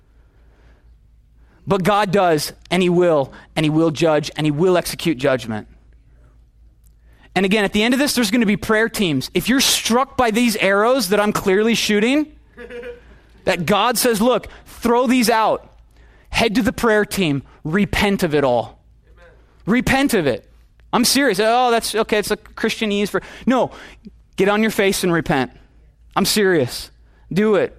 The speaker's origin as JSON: {"language": "English", "region": "Minnesota", "country": "United States", "said": "I'm from Minnesota"}